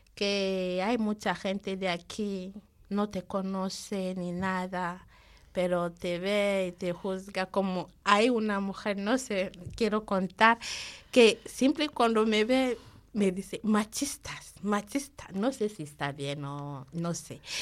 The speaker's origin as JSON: {"language": "Spanish", "country": "Nigeria", "second_language": "Spanish", "moved": "yes", "lives_now": "Spain", "said": "soy de Nigeria"}